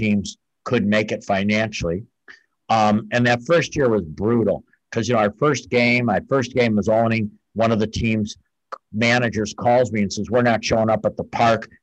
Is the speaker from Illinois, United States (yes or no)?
yes; Brookfield, Illinois, United States; moved away as an adult; also born or lived in Wisconsin; now in Pensacola, United States; I grew up in outside Chicago. My parents in Brookfield, Illinois